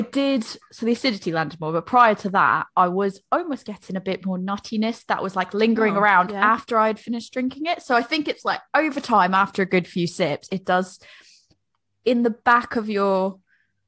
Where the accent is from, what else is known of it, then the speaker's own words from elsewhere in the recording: United States; moved away as an adult; now in England, United Kingdom; I'm American, married to a Brit who likes barbecue. We live in England